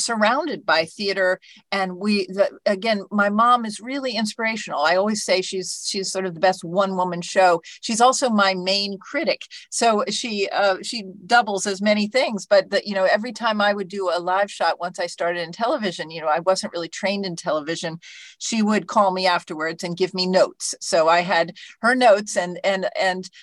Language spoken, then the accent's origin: English; Alexandria, Virginia, United States; I'm sitting not very far from where I grew up in Alexandria, Virginia.